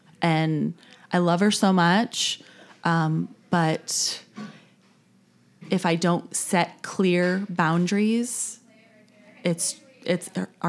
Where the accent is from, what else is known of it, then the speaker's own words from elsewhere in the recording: New York, United States; now in Charleston, United States; No, I'm from New York originally.